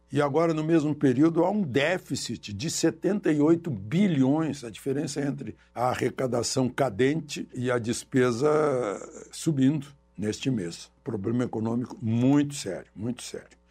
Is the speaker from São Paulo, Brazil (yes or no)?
no; Cachoeira do Sul, Rio Grande do Sul, Brazil; now in Brasília, Brazil; da minha cidade natal, da minha Cachoeira do Sul